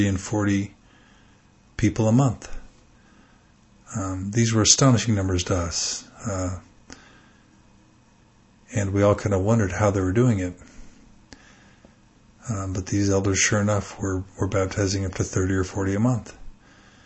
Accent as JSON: {"language": "English", "region": "Texas", "country": "United States", "tie": "born or raised there", "moved": "yes", "said": "I was raised in Texas and grew up a pretty devout and zealous member"}